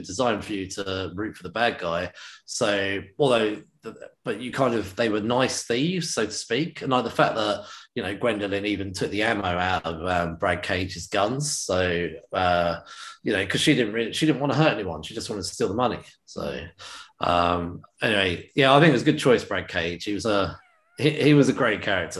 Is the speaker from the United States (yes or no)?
no; United Kingdom; as a British man